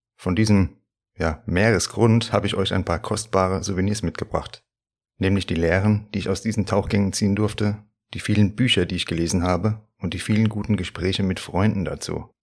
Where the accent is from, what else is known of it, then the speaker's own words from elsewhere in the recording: Hesse, Germany; accent: Hessian; also born or lived in Frankfurt am Main; Ich mag meinen hessischen Dialekt